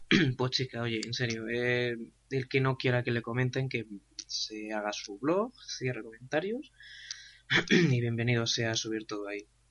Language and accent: Spanish; Basque Country, Spain; Soy vasco. Somos gente nacida para esto.